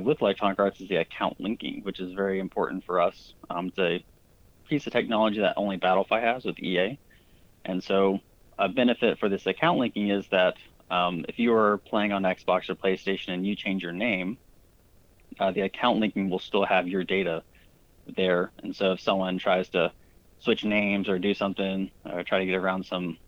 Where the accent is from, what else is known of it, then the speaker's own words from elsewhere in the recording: United States; I grew up playing soccer in the United States